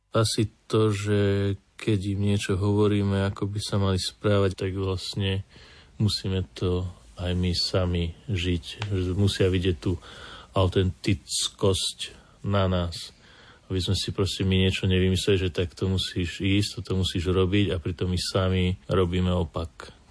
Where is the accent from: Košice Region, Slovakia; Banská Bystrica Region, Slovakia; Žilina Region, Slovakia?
Banská Bystrica Region, Slovakia; Kremnica; sme z Kremnice